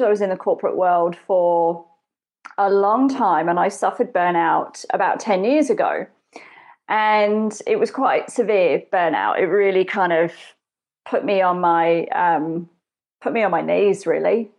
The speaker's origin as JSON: {"language": "English", "region": "England", "country": "United Kingdom", "tie": "born or raised there", "said": "I grew up in England."}